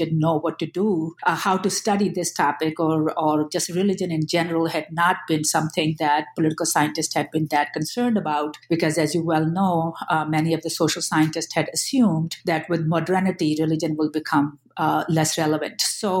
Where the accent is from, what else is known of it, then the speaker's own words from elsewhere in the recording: Pakistan; moved away as an adult; now in United States; Yes, so I am a hyphenated American. I am a Pakistani American. I came to the United States when I was 18 years old, and then I completed my undergraduate and graduate studies here.